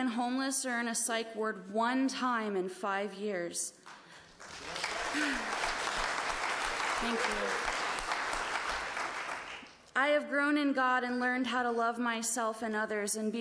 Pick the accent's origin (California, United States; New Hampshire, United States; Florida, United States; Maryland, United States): Maryland, United States; Baltimore; I was born in Baltimore